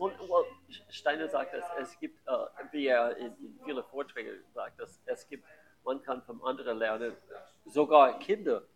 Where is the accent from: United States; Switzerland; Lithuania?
United States; San Francisco, California; German is a second language; moved away; ich war Amerikaner